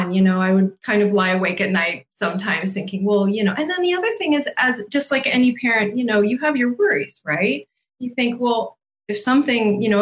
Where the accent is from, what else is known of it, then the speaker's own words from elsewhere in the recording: United States; what we get to experience here as American adults